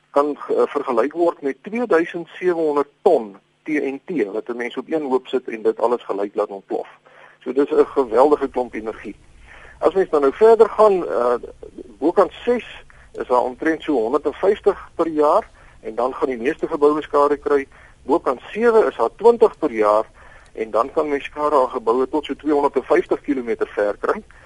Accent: Florida, Gauteng, South Africa; Ek onthou ek het toe ek jonk was in Florida gebly in, in my ouers in op die Wesrand.

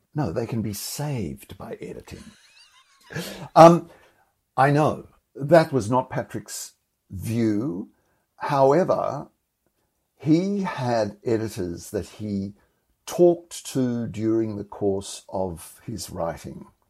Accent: Australia; I'm profoundly Australian and this is my home

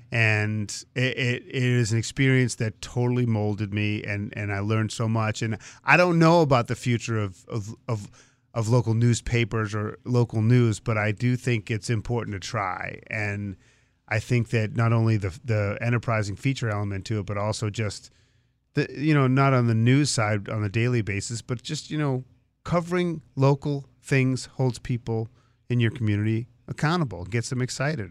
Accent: Boston, Massachusetts, United States; I grew up in the Boston area

